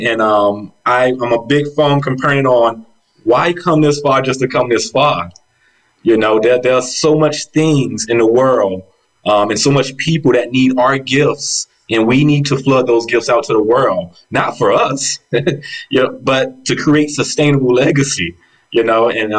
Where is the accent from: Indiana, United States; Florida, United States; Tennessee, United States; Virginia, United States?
Florida, United States; Miami; I was raised in Miami from a single mother, two brothers. I met my father for the first time in my life, age 27. I'm only 33 today. You know, so growing up in what we call the projects, it was very tough